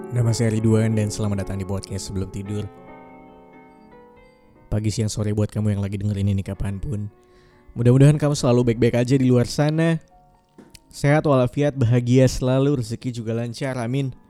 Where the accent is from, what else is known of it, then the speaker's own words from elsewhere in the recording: Pontianak, West Kalimantan, Indonesia; rumahku sebenarnya di Pontianak. Ibu, ayahku semuanya ada di sana. Jadi sebenarnya kampung halamanku untuk pulang sebenarnya ada di Pontianak.